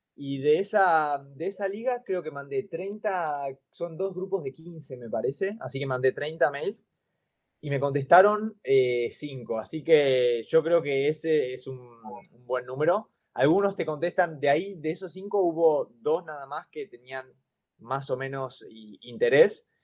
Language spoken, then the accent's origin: Spanish; Argentina; moved away as an adult; also born or lived in Finland; yo soy un argentino viviendo en Finlandia